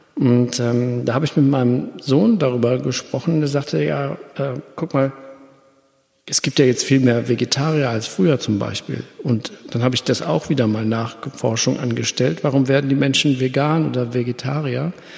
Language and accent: German; Germany; ich bin, wohne ja hier am Rhein, ich bin auch am Rhein groß geworden